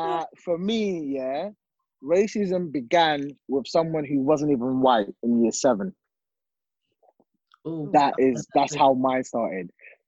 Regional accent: London, United Kingdom; my school, where I grew up in East London, is majority of them are black.

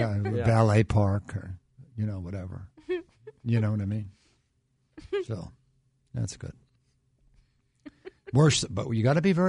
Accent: New York, United States; moved away; I never heard of it back growing up in New York

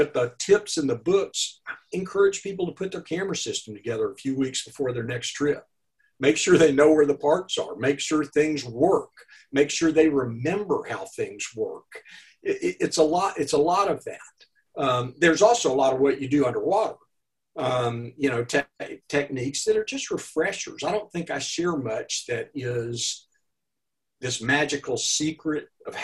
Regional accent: Arkansas, United States; accent: Arkansas; moved away; My accent is from Arkansas

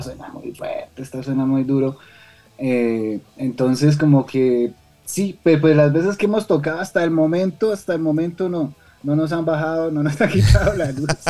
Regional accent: Sogamoso, Boyacá, Colombia; nosotros somos boyacenses de Sogamoso, Boyacá

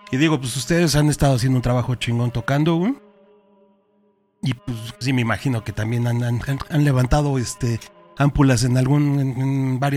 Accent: Mexico City, Mexico; Yo soy, de la Peraldillo, güey. Yo nací así, güey.

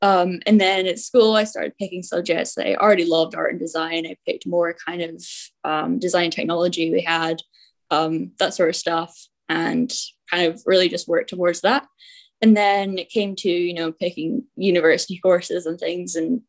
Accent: Aberdeen, Scotland, United Kingdom; now in Orlando, United States; I'm 23 years old. I'm from Scotland. I grew up in Aberdeen.

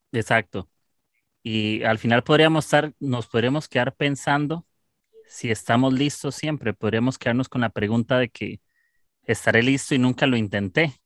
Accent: Costa Rica; soy de Costa Rica

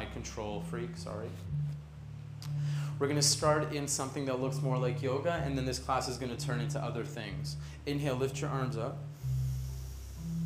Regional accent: Toronto, Ontario, Canada; now in Ubud, Indonesia; originally from Toronto

